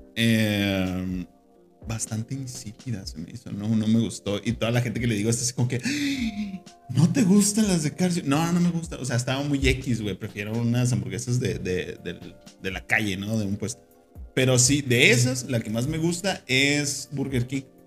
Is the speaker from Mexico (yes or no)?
yes; Mexico; uno como, como mexicano